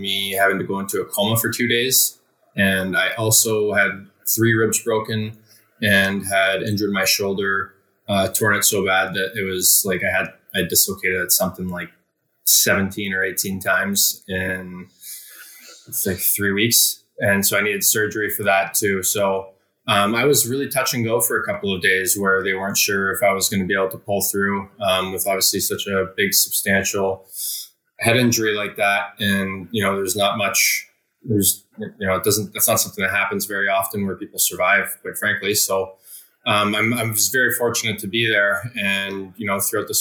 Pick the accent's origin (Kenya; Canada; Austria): Canada; Hammond, Ontario; I am from Hammond, Ontario, which is a little town about 45 minutes east of Ottawa.